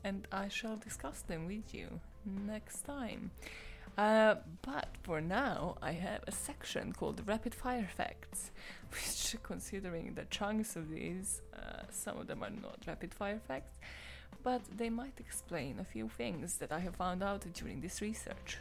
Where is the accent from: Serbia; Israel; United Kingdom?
Serbia; I am from Serbia